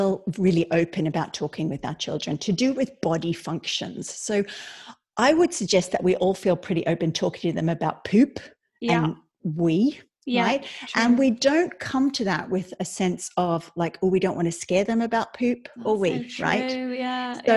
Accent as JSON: {"language": "English", "country": "Australia", "moved": "as an adult", "lives_now": "Ireland", "said": "I'm Australian, but I lived in Ireland 20 years"}